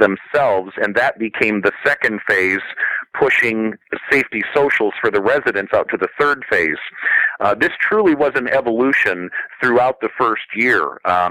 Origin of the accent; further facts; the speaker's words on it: South Bend, Indiana, United States; moved away; My hometown in South Bend, Indiana